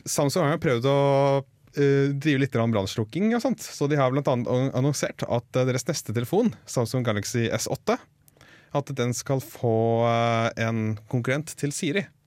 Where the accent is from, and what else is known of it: Norway